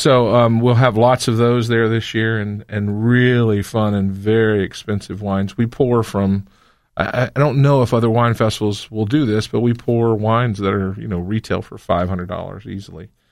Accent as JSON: {"language": "English", "region": "North Carolina", "country": "United States", "tie": "born or raised there", "said": "I grew up in North Carolina."}